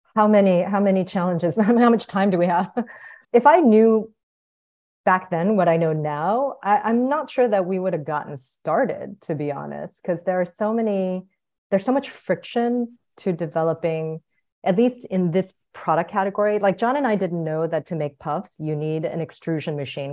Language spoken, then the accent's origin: English; South Korea; moved away; also born or lived in United States / Guatemala; I was born in Korea, came to the United States, but lived abroad.